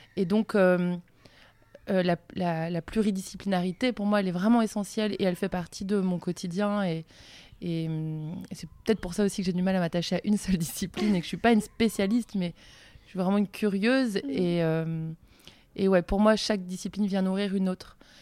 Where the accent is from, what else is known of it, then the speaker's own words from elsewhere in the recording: Le Conquet, Brittany, France; J'ai grandi en face des îles Ouessant et Molène